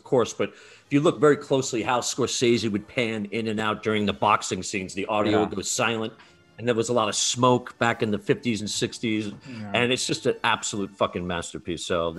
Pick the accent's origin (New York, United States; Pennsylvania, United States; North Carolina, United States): New York, United States; I grew up in New York.